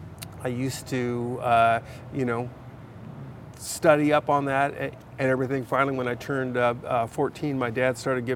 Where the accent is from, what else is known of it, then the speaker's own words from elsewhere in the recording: San Diego, California, United States; But here in California, mostly my formative years, I grew up in San Diego.